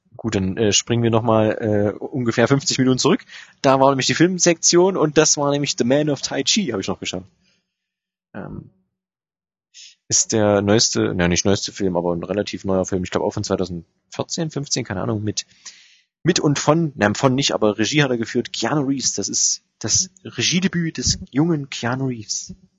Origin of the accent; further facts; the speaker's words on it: Germany; als Deutscher